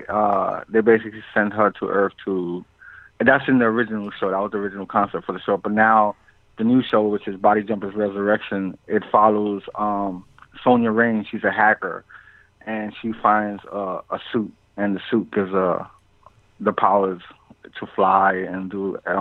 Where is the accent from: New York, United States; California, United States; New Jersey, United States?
New York, United States; also born or lived in Puerto Rico; I was born in Puerto Rico, and then we moved to New York when I was 2 years old